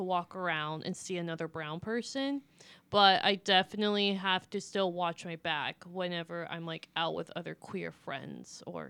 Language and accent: English; Texas, United States; I'm from Texas.